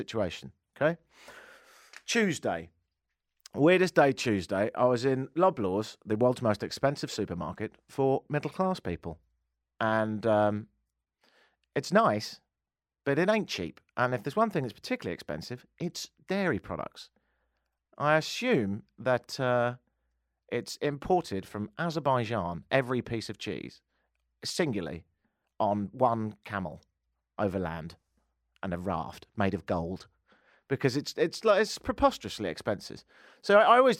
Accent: United Kingdom; now in Toronto, Canada; I'm British

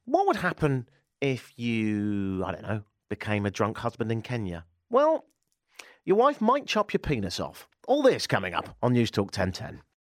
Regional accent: United Kingdom; now in Canada; me being British

